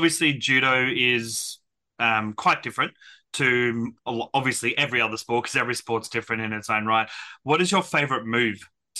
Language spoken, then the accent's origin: English; Brisbane, Queensland, Australia; I was born in Brisbane myself.